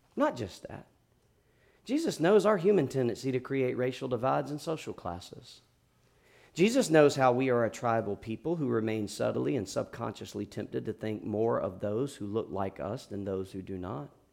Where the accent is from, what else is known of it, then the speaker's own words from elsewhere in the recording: South Georgia, United States; I'm from South Georgia